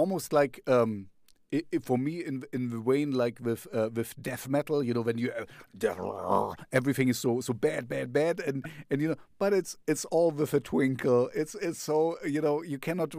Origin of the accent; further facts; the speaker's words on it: the Russian zone, East Germany, Germany; I grew up in the Russian zone